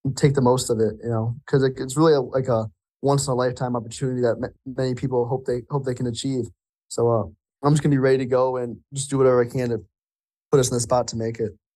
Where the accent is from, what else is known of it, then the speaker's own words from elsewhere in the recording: Flint and Saginaw area, Michigan, United States; Flint and Saginaw in our area